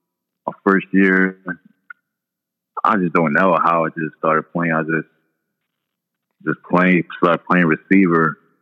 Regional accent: New York City, New York, United States; I'm from Far Rockaway, New York, and Queens, yeah. I'm Nigerian.

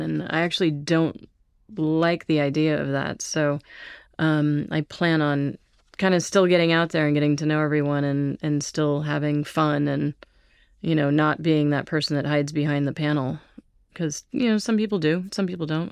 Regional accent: Santa Barbara, California, United States; I grew up in Santa Barbara. We moved there when I was two.

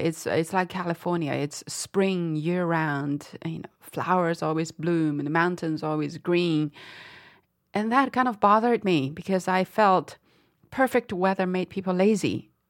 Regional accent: Dali, Yunnan, China; moved away; What a wacky way to see my hometown, I thought.

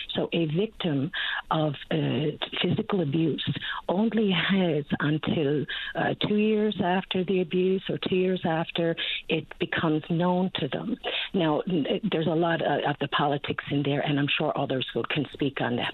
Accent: St. John's, Newfoundland and Labrador, Canada; moved away as an adult; now in Ontario, Canada; I was born and raised on the Battery

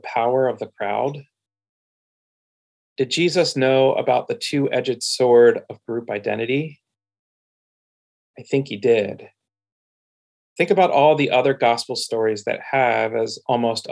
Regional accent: Pennsylvania, United States; now in Portland, United States; My identity as a child and teenager growing up in Pennsylvania creates belonging for me

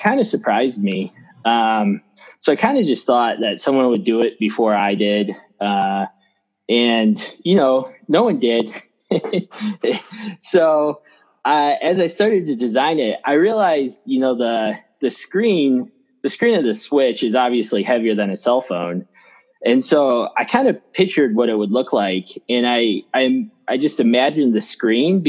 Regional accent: Phoenix, Arizona, United States; I'm from Phoenix

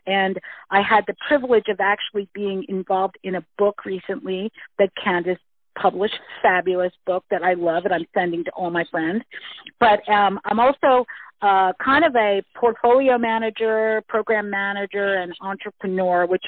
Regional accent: United States; moved away as an adult; now in Vancouver Island, Canada; I've moved to Canada. I was originally from the United States

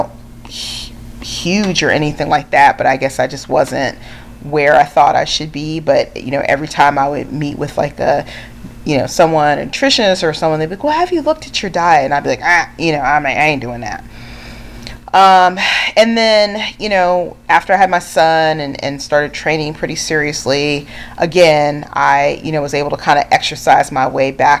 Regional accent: California, United States; I grew up in California

